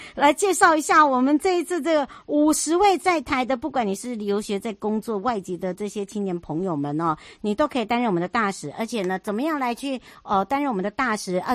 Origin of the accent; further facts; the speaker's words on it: Hualien County, Taiwan; 花东，我的故乡